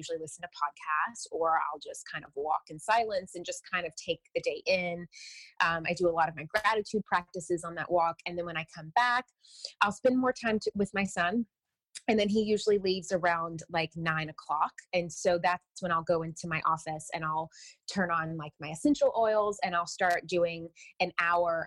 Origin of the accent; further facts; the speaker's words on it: the South, United States; I'm from the South, so I was raised Southern Baptist